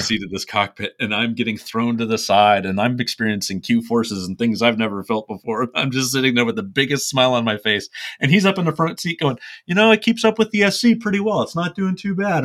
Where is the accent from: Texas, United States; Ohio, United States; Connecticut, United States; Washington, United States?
Ohio, United States; I'm from Ohio